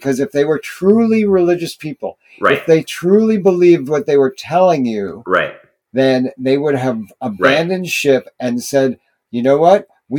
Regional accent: New York, United States; my home state of New York.

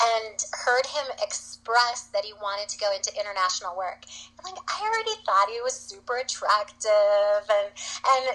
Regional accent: Minnesota, United States; we're from Minnesota

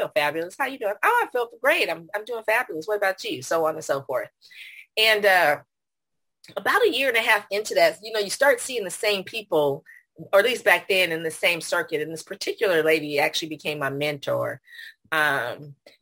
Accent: Silicon Valley, California, United States; now in San Antonio, United States; I was born at Stanford and grew up in the Silicon Valley. So that's home. But right now I'm in San Antonio, Texas

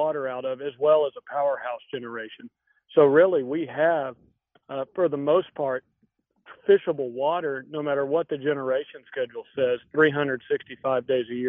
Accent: Terrell, Texas, United States; I'm originally from east of Dallas, a little town called Terrell, Texas.

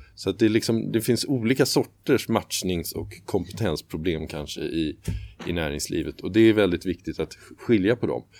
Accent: Sweden; för oss som svenskar

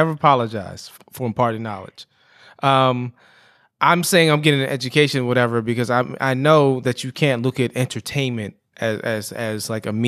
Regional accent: Prince George's County, Maryland, United States; I'm from PG

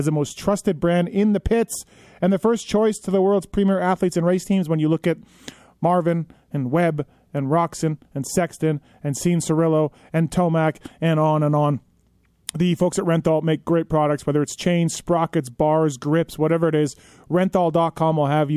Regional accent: Canada; moved away; my home country of Canada

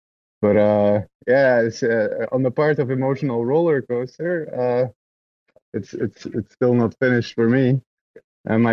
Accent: Belgium; I'm from Belgium

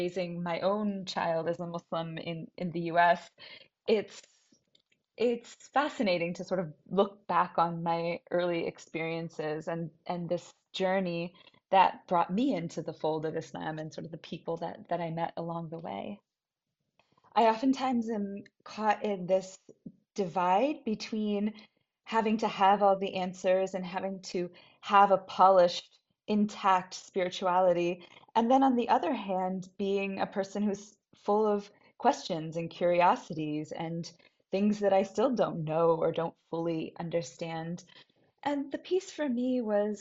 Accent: Brookline, New Hampshire, United States; I'm from Brookline, New Hampshire.

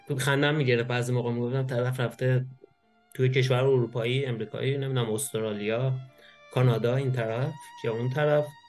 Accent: Iran; moved away as an adult; now in Germany; من وقتی از ایران اومدم بیرون

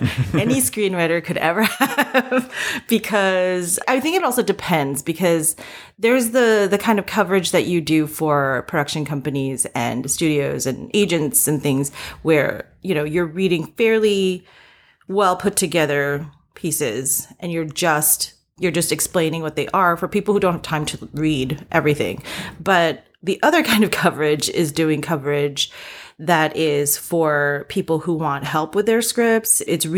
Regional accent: East Coast, United States; also born or lived in South Korea; So long story short, I was born in Korea and I moved to the US when I was 3. And I kind of grew up all up and down the East Coast.

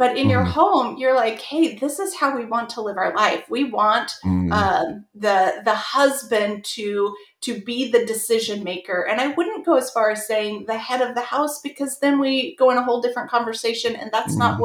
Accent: Southern California, United States; I grew up in Southern California

